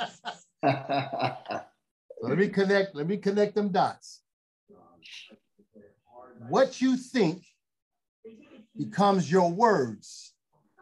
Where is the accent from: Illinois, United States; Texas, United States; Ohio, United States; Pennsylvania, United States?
Illinois, United States; Chicago; now in Los Angeles, United States; I'm born and raised in Chicago. Proud of it.